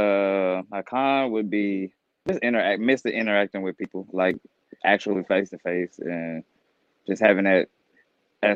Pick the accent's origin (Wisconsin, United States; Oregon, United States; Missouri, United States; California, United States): Missouri, United States; Kansas City; now in Atlanta, United States; I'm originally from Kansas City, Missouri